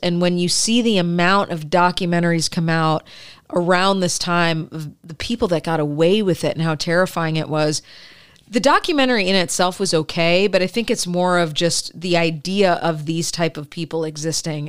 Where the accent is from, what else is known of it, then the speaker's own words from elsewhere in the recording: Michigan, United States; I grew up in Michigan